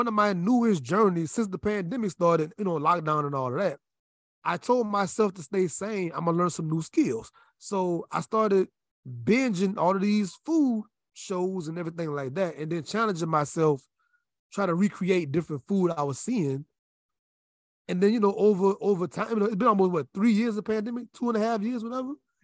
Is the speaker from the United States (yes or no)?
yes; Louisiana, United States; moved away as an adult; I'm from Louisiana